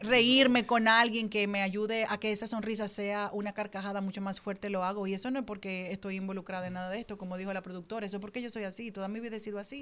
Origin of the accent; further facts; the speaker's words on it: Dominican Republic; nosotros como dominicanos